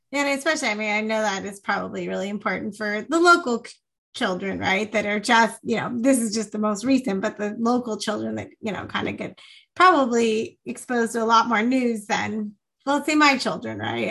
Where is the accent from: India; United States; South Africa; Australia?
United States; Fresno, California; moved away; growing up in Fresno